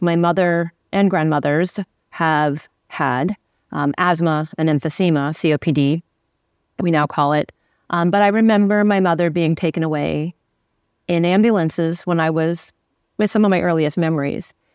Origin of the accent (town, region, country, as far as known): Santa Fe, New Mexico, United States; born or raised there; now in Los Angeles, United States